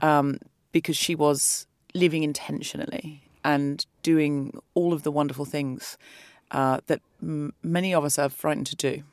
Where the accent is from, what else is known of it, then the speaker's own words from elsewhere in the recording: Australia; moved away; I'm from Australia